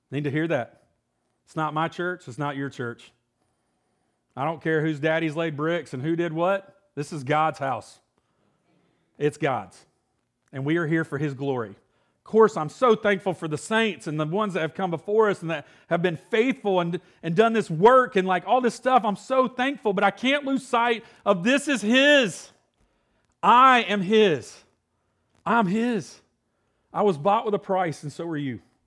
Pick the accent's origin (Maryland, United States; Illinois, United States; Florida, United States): Illinois, United States; moved away; I was born in Illinois, so I'm a Yankee